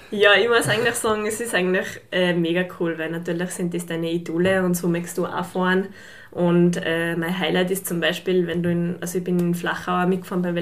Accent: St. Jakob in Haus, Tyrol, Austria; also born or lived in Fieberbrunn; ich komme aus St. Jakob eben, bin 27 Jahre alt und bin baldige Fieberbrunnerin. also jetzt noch waschechte Hauserin

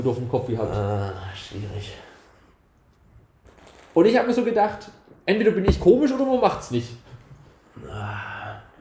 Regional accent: Germany; Ist da sind wir nicht so drin, wir sind Deutsche.

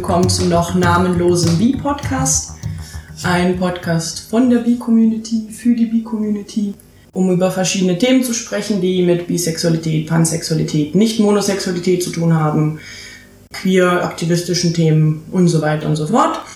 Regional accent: Berlin, Germany; ich bin Berlinerin

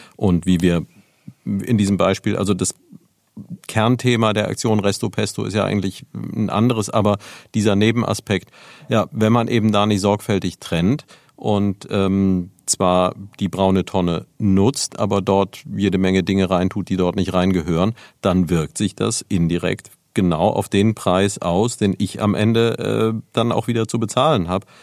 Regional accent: Neuwied, Rhineland-Palatinate, Germany; ich bin ja selbst in Neuwied aufgewachsen

